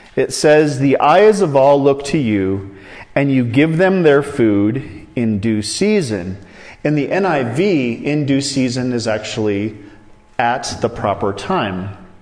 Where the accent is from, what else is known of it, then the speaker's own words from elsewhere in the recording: Iowa, United States; I grew up in Iowa